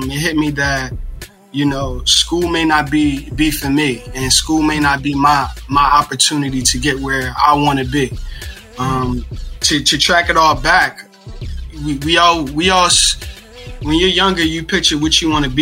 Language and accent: English; Philadelphia, Pennsylvania, United States; moved away; also born or lived in Newark, New Jersey; born and raised in West Philadelphia